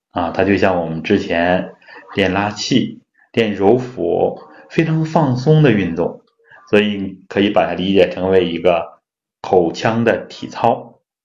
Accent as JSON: {"language": "Chinese", "country": "China", "said": "我们中国人呢有牙病的人很多啊"}